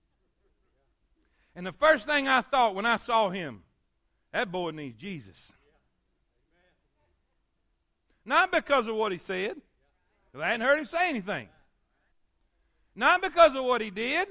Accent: the South, United States; I came from the South.

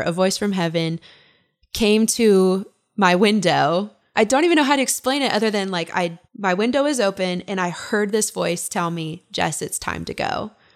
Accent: Kalispell, Montana, United States; also born or lived in Ogden, Utah; I grew up in Kalispell, Montana

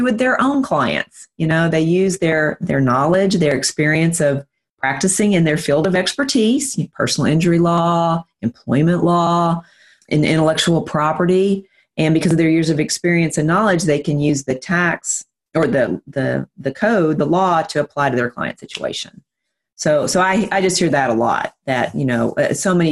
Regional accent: Nashville, Tennessee, United States; also born or lived in Fort Myers, Florida; Nashville, Tennessee, which is where I'm from. If you can't tell by my accent

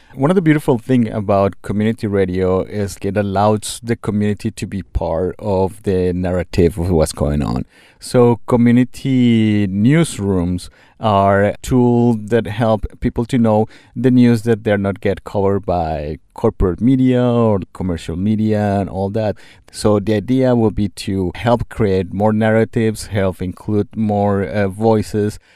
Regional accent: Colombia; moved away; I'm from Colombia, in South America

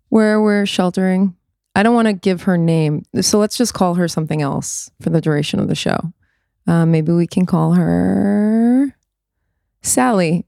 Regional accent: New York City, New York, United States; growing up in the States

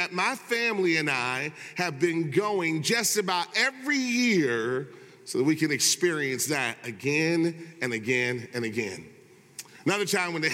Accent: Michigan, United States; growing up in Michigan

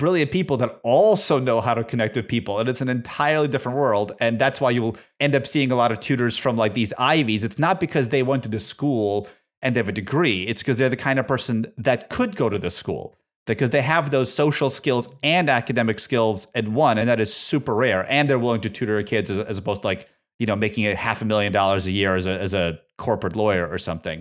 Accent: Russia; also born or lived in Massachusetts, United States; now in United States; I'm from Soviet Russia

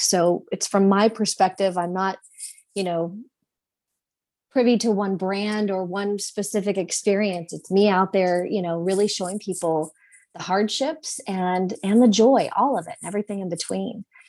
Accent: Indianapolis, Indiana, United States; I'm from Indy, and so this is my home and my community

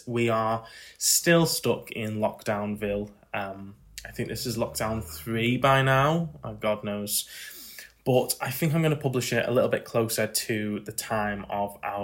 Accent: Skelmersdale, North West England, United Kingdom; Skelmersdale, where the Arts Centre is. It's my hometown

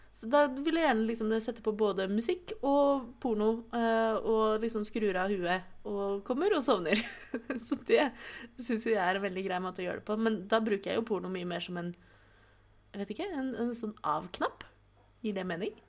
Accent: Oslo, Norway; født og oppvokst i Oslo.

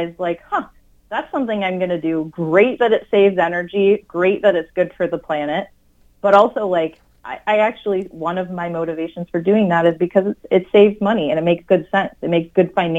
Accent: Wisconsin, United States; now in Minnesota, United States; I grew up in Wisconsin. I'm a good Midwesterner

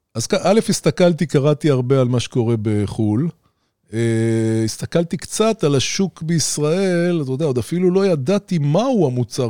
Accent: Ramat Gan, Tel Aviv District, Israel; גדלתי במרכז רמת גן

